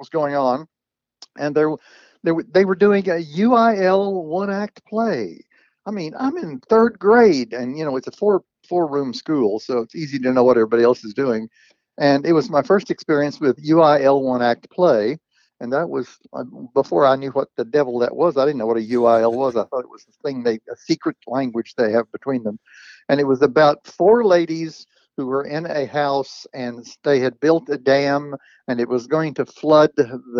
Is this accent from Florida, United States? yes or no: no; Cleburne, Texas, United States; I was born in 38 in Cleburne, Texas, a little town south of Fort Worth.